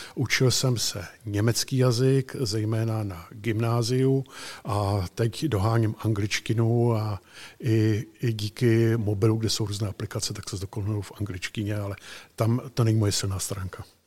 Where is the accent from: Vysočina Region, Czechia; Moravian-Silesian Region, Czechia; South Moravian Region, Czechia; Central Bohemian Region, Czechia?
Vysočina Region, Czechia; Chotěboř; also born or lived in Prague; jsem původem chokybořák z Chokyboře